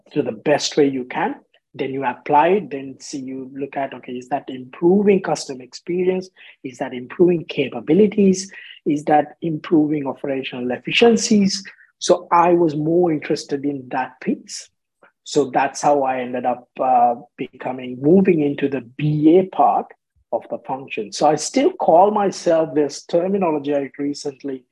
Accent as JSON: {"language": "English", "country": "Sri Lanka", "tie": "born or raised there", "moved": "as an adult", "lives_now": "Australia", "said": "growing up in Sri Lanka"}